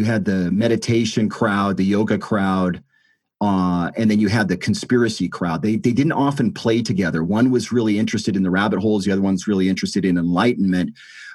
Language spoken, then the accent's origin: English; United States; I'm American, so here in the States